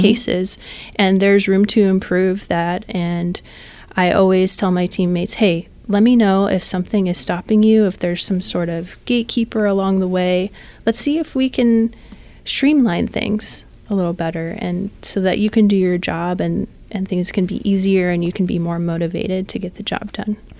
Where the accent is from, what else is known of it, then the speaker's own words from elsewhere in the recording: San Jose, California, United States; I am from San Jose, California